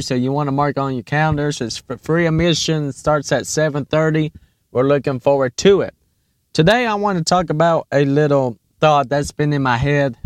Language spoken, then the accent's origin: English; Raven, Virginia, United States; we're from Raven, Virginia